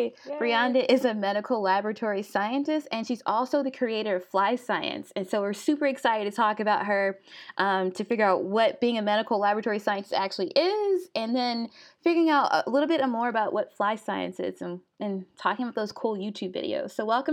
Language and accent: English; Monroe, Louisiana, United States; also born or lived in Jonesboro / Bastrop; I was born in Jonesboro, and I grew up in Bastrop and Monroe, so northern Louisiana.